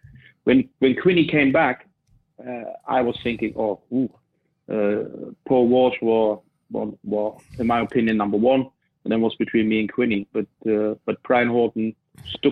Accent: East Germany, Germany; English is a second language; moved away as an adult; also born or lived in Manchester; that was what I was used from the East, that we as a team, we play together and we also socialize together

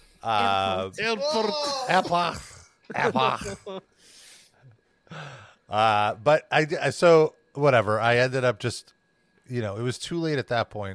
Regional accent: United States; being American

